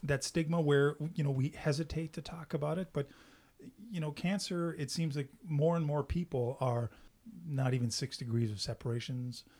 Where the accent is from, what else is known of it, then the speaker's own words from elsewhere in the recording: Canada; English is a second language; I'm French Canadian